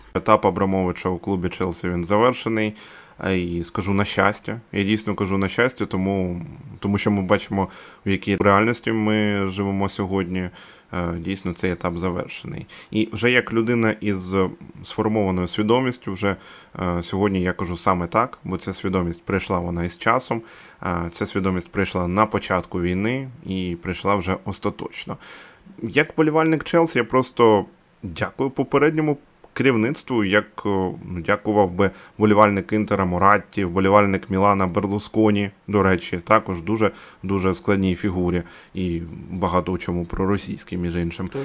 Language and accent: Ukrainian; Dnipro, Dnipropetrovsk Oblast, Ukraine; Я з Дніпра.